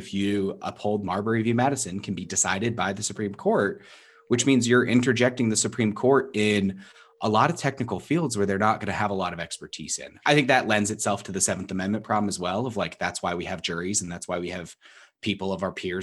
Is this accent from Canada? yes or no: yes; Canada; I'm so Canadian. I am so Canadian